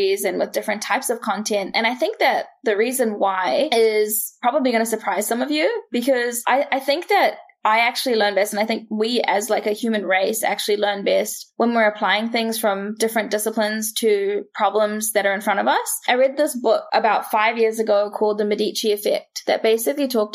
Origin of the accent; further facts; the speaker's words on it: New Zealand; growing up in New Zealand